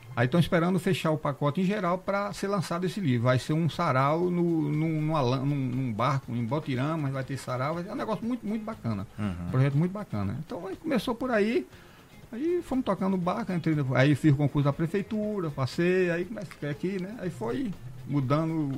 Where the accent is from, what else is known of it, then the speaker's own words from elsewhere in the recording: Casa Nova, Bahia, Brazil; moved away; also born or lived in Bem Bom, Bahia; eu sou baiano de município de Casa Nova